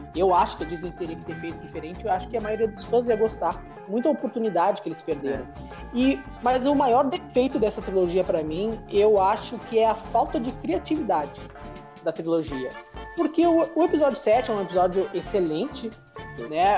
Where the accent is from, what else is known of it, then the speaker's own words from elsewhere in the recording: Porto Alegre, Rio Grande do Sul, Brazil; a gente é morador da cidade de Porto Alegre, Rio Grande do Sul. A gente é gaúcho